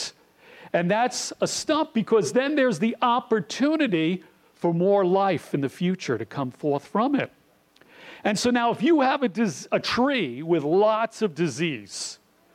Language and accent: English; New York City, New York, United States; I grew up in Rockaway Beach in New York City